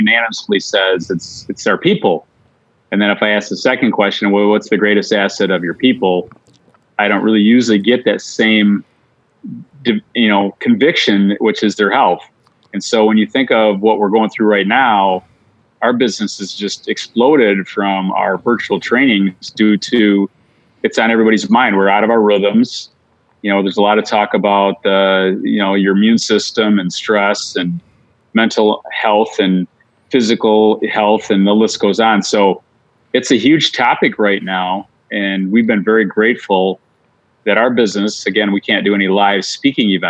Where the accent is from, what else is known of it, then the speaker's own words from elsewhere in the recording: Michigan, United States; Growing up, I grew up in Michigan